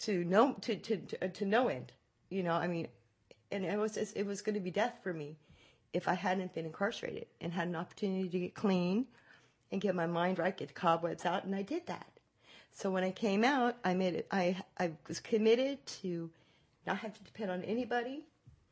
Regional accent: San Francisco, California, United States; moved away as an adult; now in Modesto, United States; I'm from the Bay Area, San Francisco

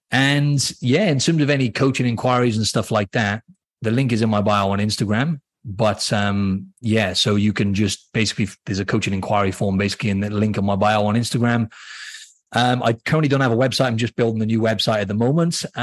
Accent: Wales, United Kingdom; accent: Welsh; for anyone who doesn't know in Wales, you've got I'm from th

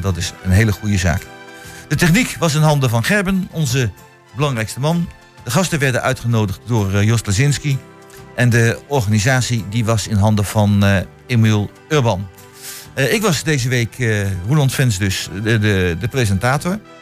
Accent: The Hague, South Holland, Netherlands; now in Hengelo, Netherlands; als kind woon kom ik uit Den Haag

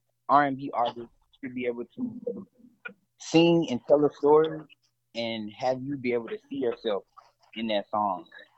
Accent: Zachary, Louisiana, United States; Well, I grew up in a town called Zachary, Louisiana, not far from New Orleans

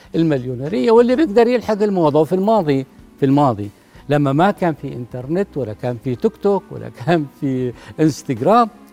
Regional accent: Jordan; احنا عندنا بالاردن

